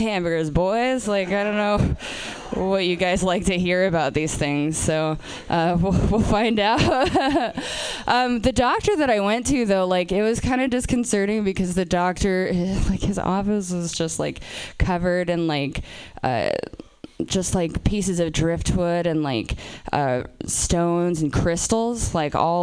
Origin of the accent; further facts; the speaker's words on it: Portland, Oregon, United States; I'm from Portland, Oregon